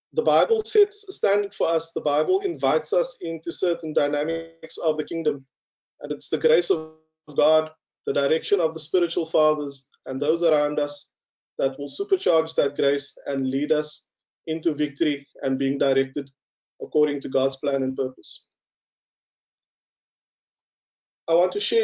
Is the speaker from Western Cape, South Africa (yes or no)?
yes; Cape Town, Western Cape, South Africa; as a young colored man growing up on the Cape Flats